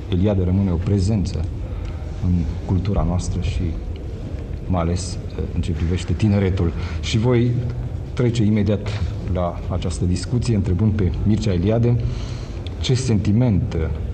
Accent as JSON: {"language": "Romanian", "country": "Romania", "said": "sunt român"}